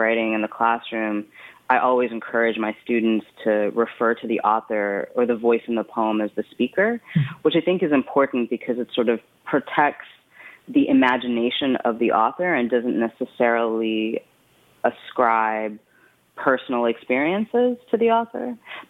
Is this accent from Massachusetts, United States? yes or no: no; Brooklyn, New York, United States; born there; I was born in Brooklyn, and it's my birth month, so I really like to be in Brooklyn during my birthday.